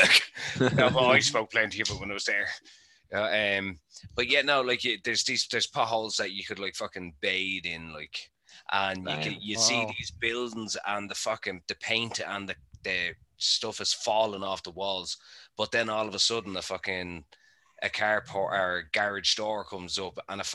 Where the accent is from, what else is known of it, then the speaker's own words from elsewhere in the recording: Ireland; It's like I'm Irish. I can't speak Irish for the love of God.